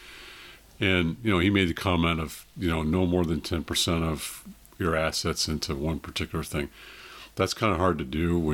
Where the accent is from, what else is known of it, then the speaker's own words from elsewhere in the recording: Cupertino, California, United States; also born or lived in Monterey, California; I grew up in Cupertino, San Jose area